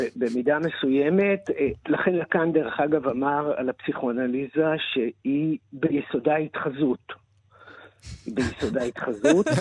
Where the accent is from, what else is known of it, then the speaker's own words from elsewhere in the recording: Israel; אני נולדתי בקיבוץ